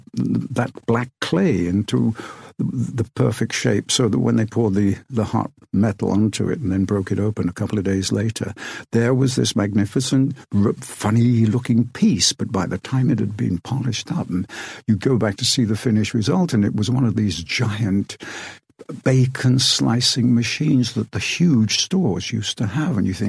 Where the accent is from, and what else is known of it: Rothwell, East Midlands, United Kingdom; born or raised there